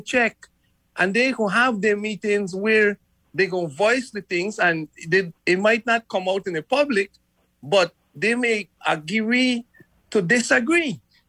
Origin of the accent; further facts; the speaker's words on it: Frederiksted, St. Croix, U.S. Virgin Islands; because I'm from Frederickstead.